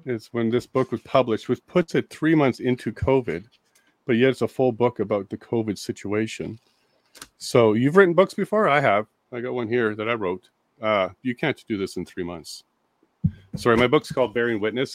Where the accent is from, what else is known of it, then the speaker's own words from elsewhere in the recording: Ontario, Canada; moved away as an adult; now in Alberta, Canada; I'm a paralegal from Ontario originally. I'm now in Alberta